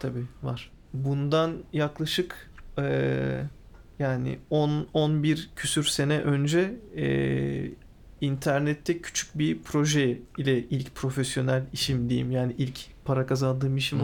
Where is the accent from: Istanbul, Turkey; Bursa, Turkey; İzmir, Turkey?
İzmir, Turkey